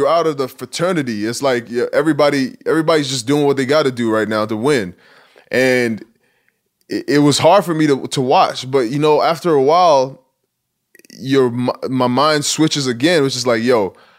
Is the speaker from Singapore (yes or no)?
no; Nigeria; accent: Nigerian; And I actually kind of miss my accent now, because every once in a while I break out the Nigerian accent